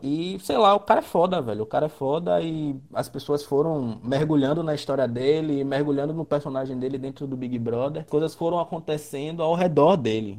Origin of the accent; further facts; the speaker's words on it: Salvador, Bahia, Brazil; Somos aqui de Salvador